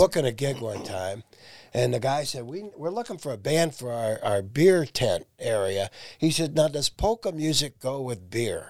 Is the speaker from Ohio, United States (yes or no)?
yes; Massillon, Ohio, United States; I'm from Massillon